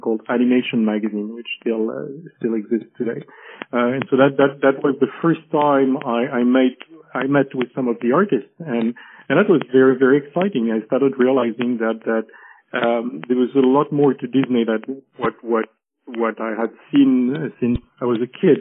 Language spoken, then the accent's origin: English; Paris, Île-de-France, France; also born or lived in Geneva, Switzerland; I was born and raised in Paris